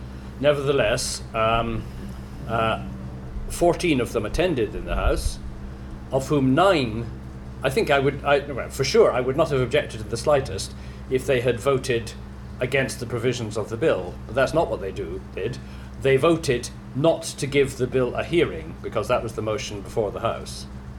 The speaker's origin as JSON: {"language": "English", "region": "Scotland", "country": "United Kingdom", "said": "as a Scot and a Quaker"}